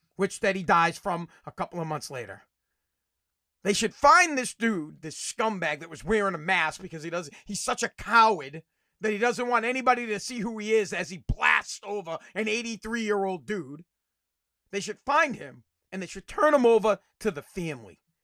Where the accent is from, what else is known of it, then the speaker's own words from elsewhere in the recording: Revere, Massachusetts, United States; I live in Revere, and up, up, up by the street, w, I'm from Revere, Massachusetts